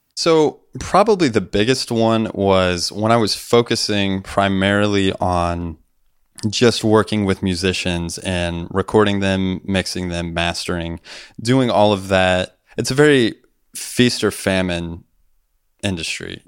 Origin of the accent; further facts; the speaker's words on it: Illinois, United States; moved away as an adult; also born or lived in Nashville; me moving to Illinois, my home state